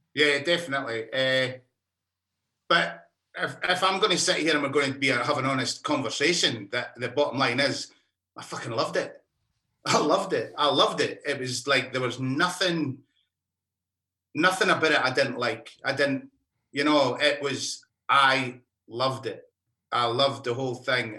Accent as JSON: {"language": "English", "town": "Alice Springs", "region": "Northern Territory", "country": "Australia", "said": "I'm from Alice Springs, as you can tell by the accent."}